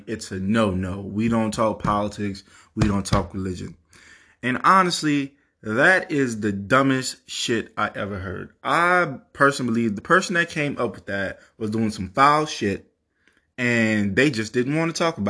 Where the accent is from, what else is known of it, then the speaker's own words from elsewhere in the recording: Louisiana, United States; Somebody from the Ninth Ward doesn't sound like me. I grew up on the West Bank.